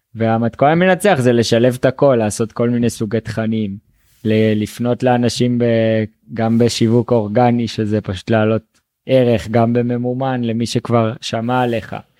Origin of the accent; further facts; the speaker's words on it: Northern Israel, Israel; moved away as an adult; now in Colombia; אני במקור מהצפון, מיישוב